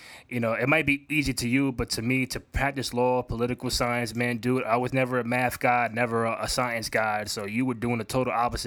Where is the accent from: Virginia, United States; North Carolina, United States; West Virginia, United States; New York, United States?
New York, United States; New York City; I'm from the Upper East Side